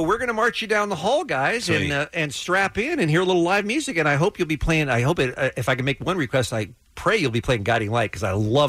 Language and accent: English; United States